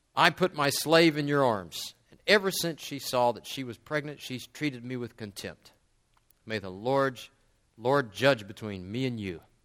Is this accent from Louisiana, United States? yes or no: yes; West Monroe, Louisiana, United States; moved away as an adult; now in Turkey; I grew up in Louisiana